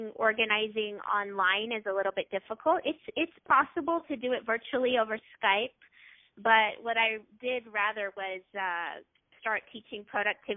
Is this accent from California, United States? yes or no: yes; Loma Linda, California, United States; also born or lived in Orange County, California; I grew up in actually Loma Linda, California for 18 years